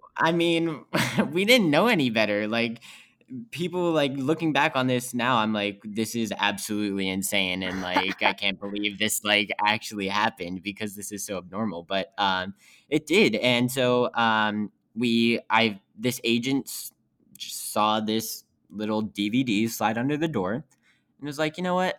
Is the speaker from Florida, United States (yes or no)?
no; West Virginia, United States; moved away; I'm from West Virginia, which is about thirty minutes west of Pittsburgh